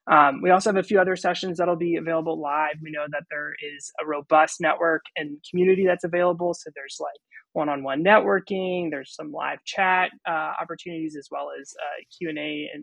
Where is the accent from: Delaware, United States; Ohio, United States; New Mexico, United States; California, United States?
Delaware, United States; I'm from Delaware, coming at you from Delaware.